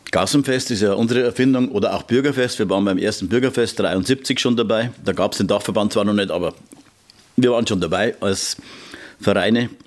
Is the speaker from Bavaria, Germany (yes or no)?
yes; Regensburg, Bavaria, Germany; Ich bin da hinten aufgewachsen in der Westnerwacht und da waren wir als Kinder schon immer und hinterher mit den ersten Freundinnen und dann wieder mit den Eltern und all.